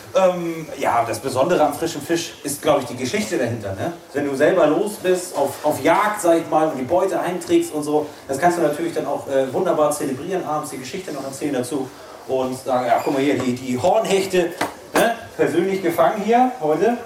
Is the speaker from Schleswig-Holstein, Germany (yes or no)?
yes; Schleswig-Holstein, Germany; Ich komme aus Schleswig-Holstein und äh, lebe zwischen Elbe und den Meeren, sage ich immer